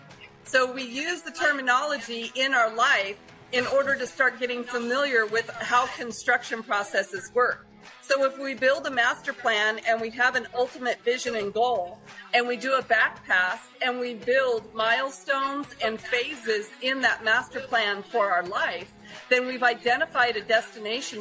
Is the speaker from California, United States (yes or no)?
yes; Adin, California, United States; moved away; I'm from Aden, California, and that is 2 hours northeast of Redding, up on the Oregon-Nevada border. And it's got 500 people, no stoplight.